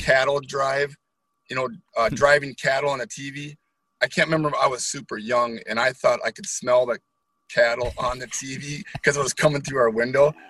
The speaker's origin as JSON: {"language": "English", "town": "Holton", "region": "Wisconsin", "country": "United States", "tie": "born or raised there", "lives_now": "New Richmond, United States", "said": "I grew up in Holton, Wisconsin, so a small town"}